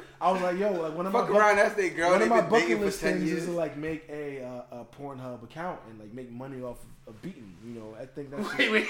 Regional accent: Virginia, United States; moved away; also born or lived in Trenton, New Jersey; Yeah, I'm from Trenton. I'm from Virginia, but I've lived a substantial amount of time in Trenton.

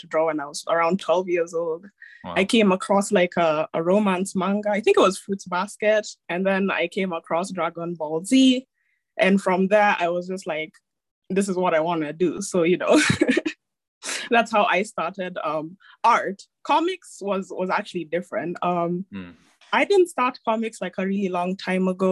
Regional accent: Nairobi, Kenya; I'm joining from Kenya, Nairobi, Kenya. That's where I'm from. That's where I live

